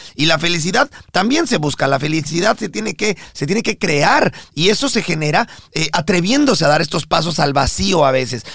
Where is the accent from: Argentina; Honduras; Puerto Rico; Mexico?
Mexico; nosotros somos mexicanos de nacimiento